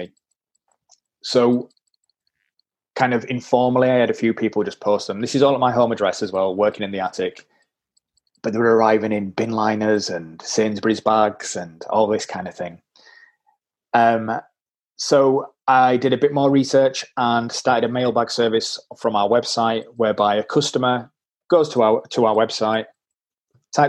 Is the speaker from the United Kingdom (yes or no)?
yes; Leeds, Yorkshire and the Humber, United Kingdom; accent: Yorkshire; I am a tight Yorkshireman, as you can probably tell by my accent